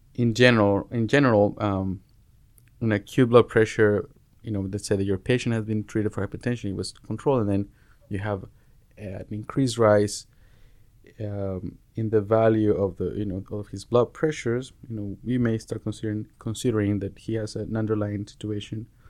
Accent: Mexico; moved away as an adult; also born or lived in Jalisco; now in United States; I'm originally from Mexico. I was born and raised in Mexico

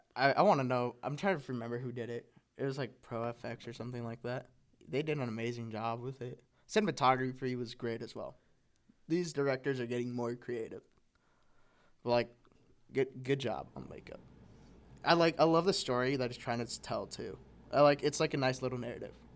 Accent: California, United States; now in Nebraska, United States; i'm from california the suburbs of california moving to the midwest

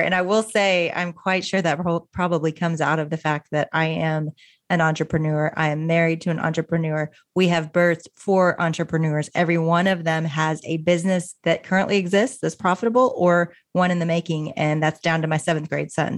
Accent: Little Rock, Arkansas, United States; also born or lived in Austin, Texas; now in Dallas, United States; I grew up in Little Rock, Arkansas

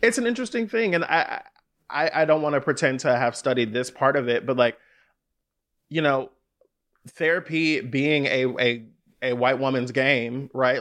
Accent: Bay Area, California, United States; I grew up in the Bay Area

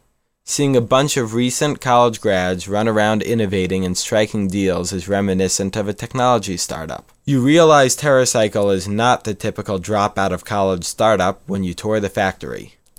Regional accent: New York, United States; as a New Yorker

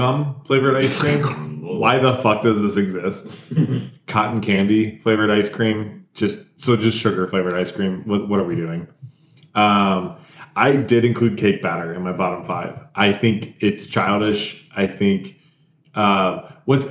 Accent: the South, United States; I grew up in the South

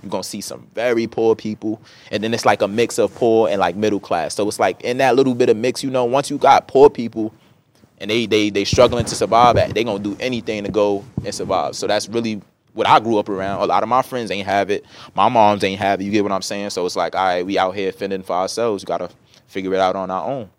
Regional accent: New York City, New York, United States; growing up in Brooklyn was beautiful

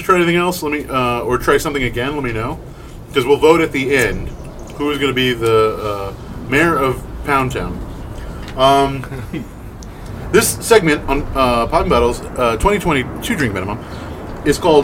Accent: Texas, United States; growing up in Texas

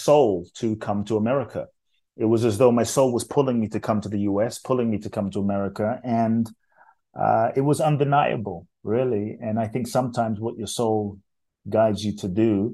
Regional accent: London, United Kingdom; born or raised there; also born or lived in Ghana / Mexico; now in United States

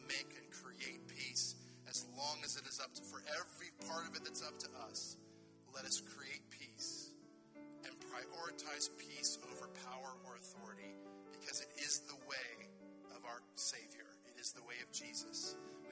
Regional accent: United States; I'm an American

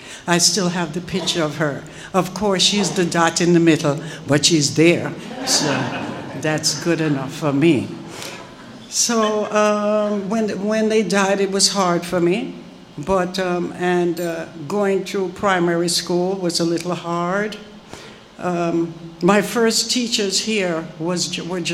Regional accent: Jamaica; I'm Jamaican

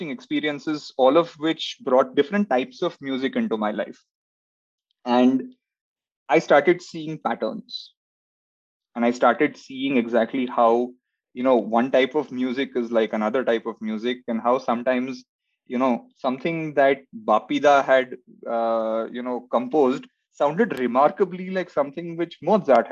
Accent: Kolkata, West Bengal, India; I was born in Calcutta, and in heart, it is still Calcutta.

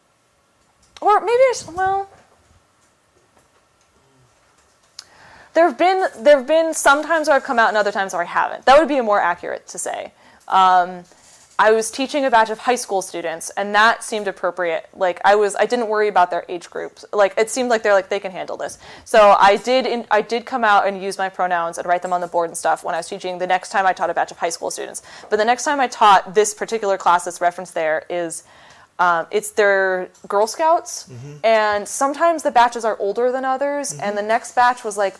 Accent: Petaluma, California, United States; my hometown signing, which was in Petaluma

